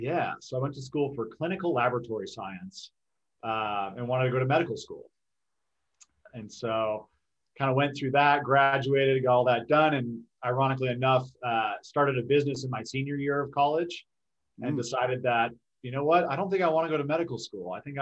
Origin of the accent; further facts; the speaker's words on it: Milwaukee, Wisconsin, United States; moved away as an adult; also born or lived in Madison, Wisconsin; now in Denver, United States; I am a Wisconsin native. So I was born and raised in Milwaukee, Wisconsin.